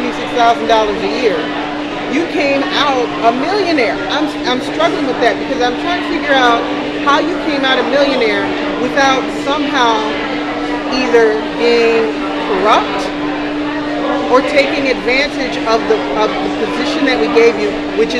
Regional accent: New Orleans, Louisiana, United States; now in Milwaukee, United States; I grew up in New Orleans

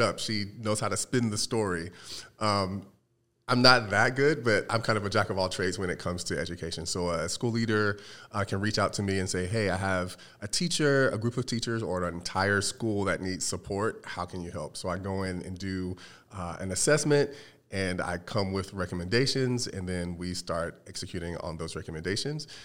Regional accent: North Carolina, United States; moved away as an adult; now in Arizona, United States; I'm originally from the Carolinas, uh, most recently from North Carolina.

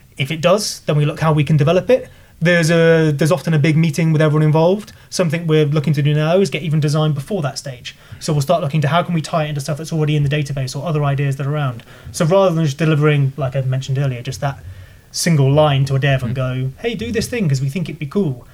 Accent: Leamington Spa, West Midlands, United Kingdom; I'm from Leamington

